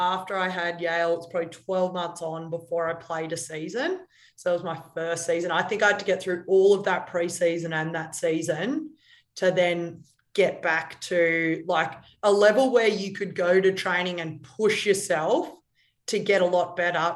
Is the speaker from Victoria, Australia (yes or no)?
yes; Melbourne, Victoria, Australia; moved away as an adult; now in Sydney, Australia; my parents live in Melbourne. I grew up in Melbourne.